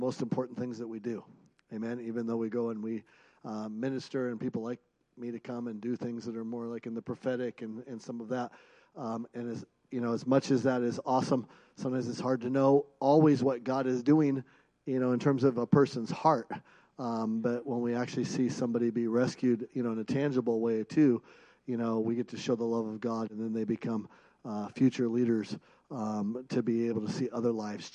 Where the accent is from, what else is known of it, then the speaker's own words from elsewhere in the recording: Seattle, Washington, United States; now in Bozeman, United States; I grew up in Seattle